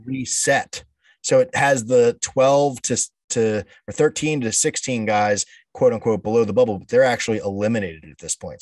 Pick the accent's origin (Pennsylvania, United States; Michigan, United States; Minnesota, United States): Pennsylvania, United States; Delaware County; we're from Delaware County, Pennsylvania. So Delco is how it goes